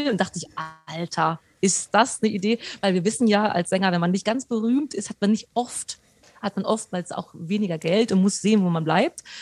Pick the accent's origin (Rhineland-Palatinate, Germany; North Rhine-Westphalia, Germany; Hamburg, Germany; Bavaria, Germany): Hamburg, Germany; Ich so aus Hamburg